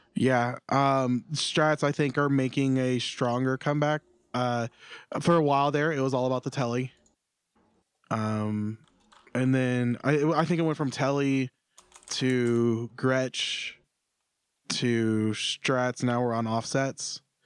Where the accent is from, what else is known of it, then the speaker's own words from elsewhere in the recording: Florida, United States; I'm from Florida